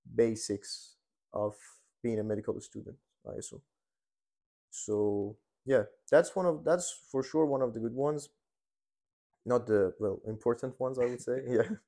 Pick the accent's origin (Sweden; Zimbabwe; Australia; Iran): Iran; moved away as an adult; now in Hungary; I was born and raised in Iran